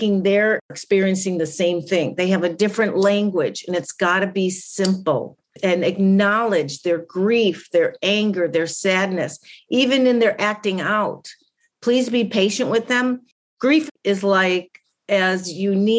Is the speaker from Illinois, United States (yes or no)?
yes; Chicago, Illinois, United States; moved away; I'm from Chicago.